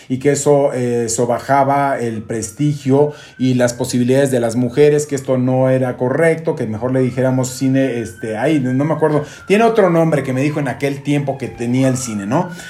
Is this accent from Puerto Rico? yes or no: no; Mexico; tenían retratado mucho nuestra cultura como mexicanos, esa identidad nacional que es importantísima